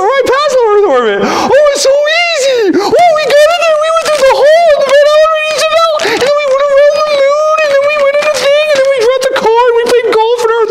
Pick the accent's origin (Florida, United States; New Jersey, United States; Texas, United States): Texas, United States; accent: Texas twang; I'm Texas twang